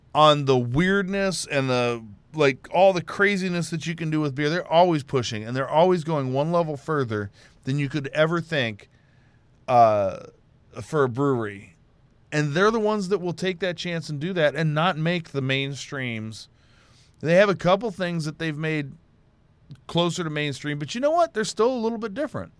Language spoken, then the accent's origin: English; Houston, Texas, United States; I'm from Houston.